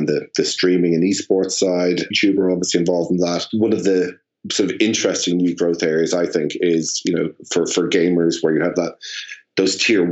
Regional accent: Ireland; now in London, United Kingdom; as an Irishman living in London, I'm feeling particularly homesick, and I'm feeling the togetherness of Ireland

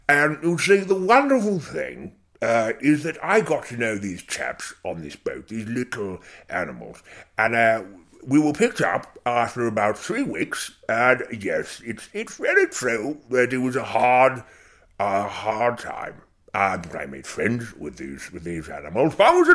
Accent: Zimbabwe; now in United Kingdom; Yes, and I grew up in Rhodesia, which is obviously the pertinent part of your question, and I enjoyed it very, very much.

